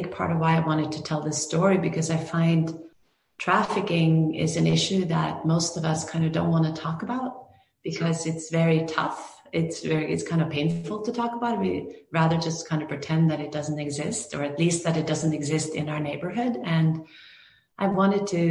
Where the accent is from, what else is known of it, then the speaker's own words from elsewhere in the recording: Norway; moved away as an adult; also born or lived in Greenwood, Indiana / New York / Los Angeles; now in United States; I grew up in Norway